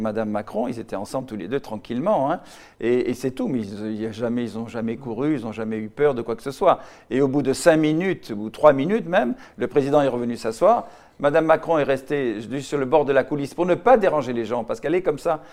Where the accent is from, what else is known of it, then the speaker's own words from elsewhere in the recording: Casablanca, Casablanca-Settat, Morocco; now in Paris, France; je suis né au Maroc, Casablanca